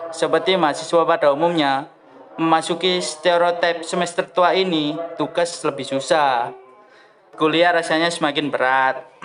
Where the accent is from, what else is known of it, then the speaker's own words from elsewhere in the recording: Indonesia; accent: medok; now in Surabaya, Indonesia; untuk tempat tinggal sendiri gue tinggal di Surabaya dan maafin ya suara gue agak medok